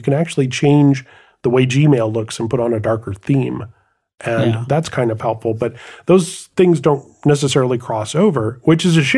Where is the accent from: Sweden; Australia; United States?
United States; I'm just an American brute.